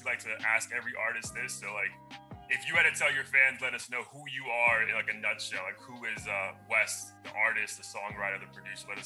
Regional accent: India; moved away; I grew up in India I've been around, you know, the Asian community

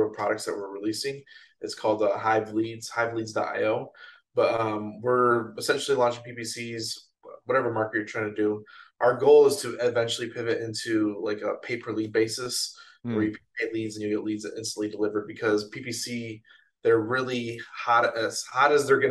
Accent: Chicago, Illinois, United States; moved away as an adult; now in Atlanta, United States; I grew up in Chicagoland area

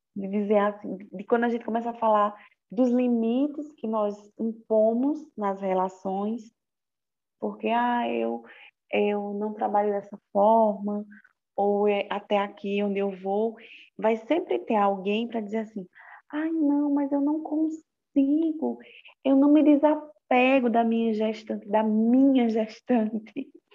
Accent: Brazil

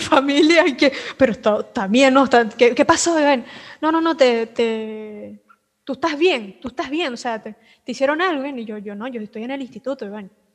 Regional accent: Venezuela; now in Argentina; yo que salí de Venezuela

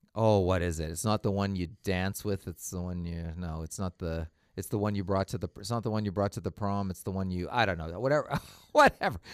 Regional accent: Canada; I'm Canadian

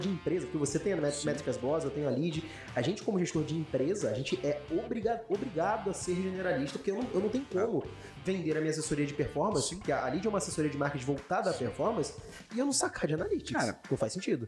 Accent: Rio de Janeiro, Brazil; a gente é carioca

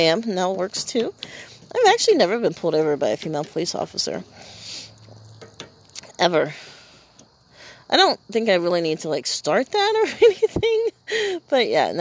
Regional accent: Iowa, United States; a main roadway in my hometown

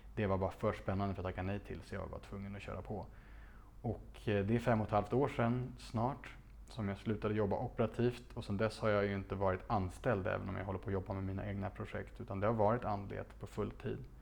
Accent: Stockholm, Stockholm County, Sweden; Det låg i, på Slottsbacken i Gamla stan, ett, ett otroligt fint barockpalats från sent 1600-tal där jag växte upp

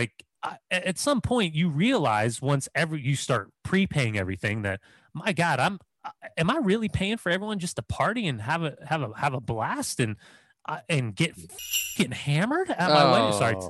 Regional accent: Southern California, United States; also born or lived in Boston; But yeah, man, I'm from Southern California.

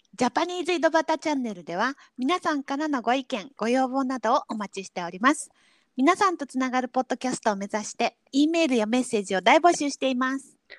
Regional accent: Kanto, Japan; 関東で育っちゃうと

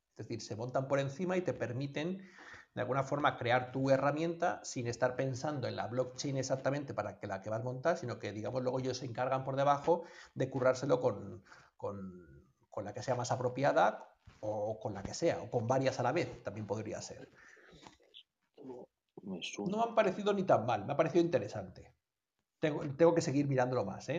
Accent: Colombia; de donde yo procedo de Colombia

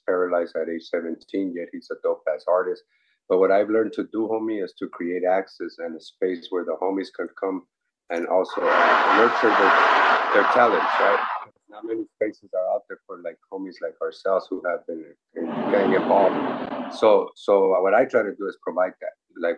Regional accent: Los Angeles, California, United States; I'm from Boyle Heights, East Los Angeles

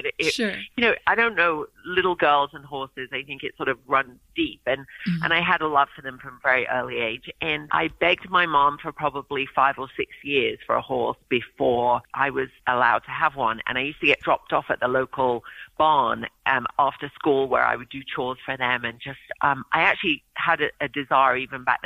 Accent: England, United Kingdom; also born or lived in Oregon; now in United States; I grew up in England

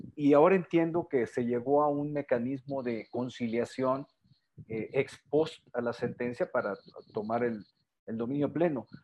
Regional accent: Sinaloa, Mexico; soy originario de Sinaloa

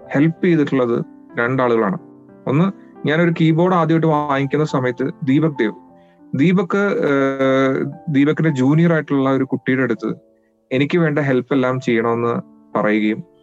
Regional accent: Calicut University, Kerala, India; born or raised there

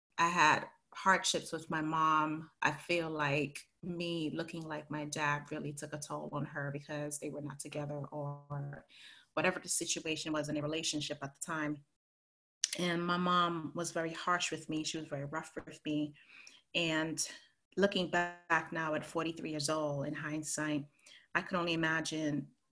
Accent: Belize; moved away; also born or lived in Harlem, New York City / Connecticut / New York; sent me to Belize when I was 2 weeks old to live with my grandparents.

